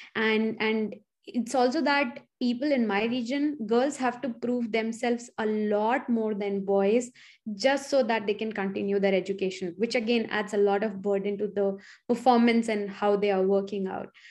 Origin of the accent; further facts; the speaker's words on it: Chitrakoot / Allahabad, Uttar Pradesh, India; moved away as an adult; now in United States; I grew up partially in Chitrakoot and partially in Allahabad